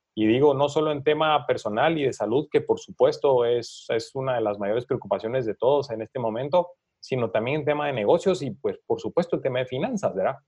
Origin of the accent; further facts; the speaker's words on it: Guatemala; para nosotros como guatemaltecos